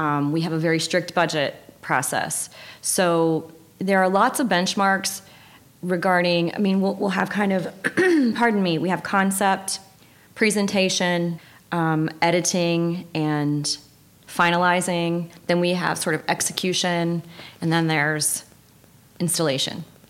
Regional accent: Tennessee, United States; moved away as an adult; also born or lived in Miami, Florida; now in Grand Rapids, United States; So I was born in Miami, but I was raised in Tennessee

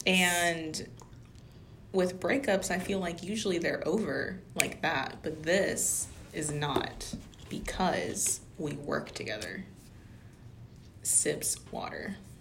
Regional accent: Louisiana, United States; We're from Louisiana

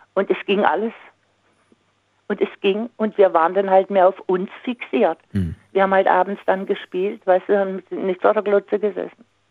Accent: Singen, Baden-Württemberg, Germany; da wo ich herkomme aus Singen

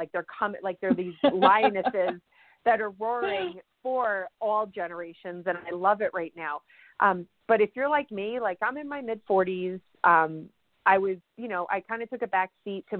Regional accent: New York, United States; I'm a New Yorker

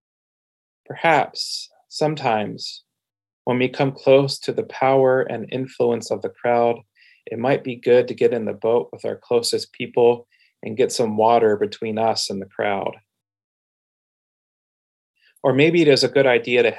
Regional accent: Pennsylvania, United States; now in Portland, United States; My identity as a child and teenager growing up in Pennsylvania creates belonging for me

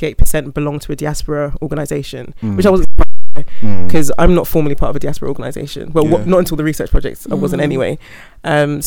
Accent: United Kingdom; my experience as a British Ghanaian

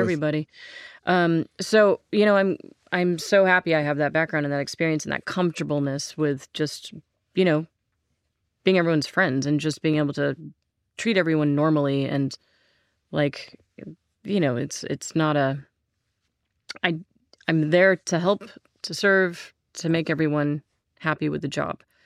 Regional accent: Santa Barbara, California, United States; I grew up in Santa Barbara. We moved there when I was two.

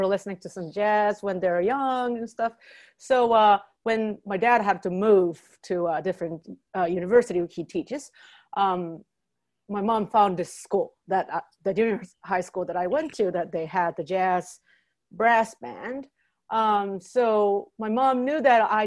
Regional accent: Japan; English is a second language; moved away as an adult; now in New York, United States; I was born and raised in Japan

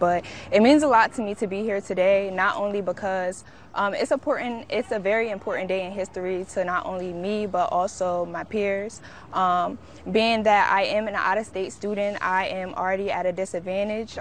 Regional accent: Harrisburg, Pennsylvania, United States; moved away as an adult; now in Baltimore, United States; I'm from Harrisburg, Pennsylvania, and my school is in Baltimore, Maryland.

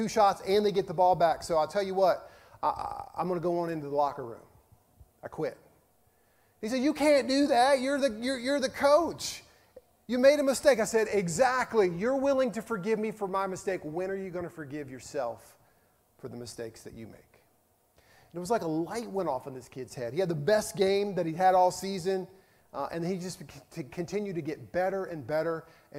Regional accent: Virginia, United States; moved away; when I lived in Virginia, my home state

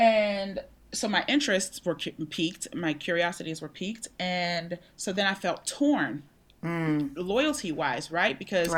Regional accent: Pittsburgh, Pennsylvania, United States; In Pittsburgh.

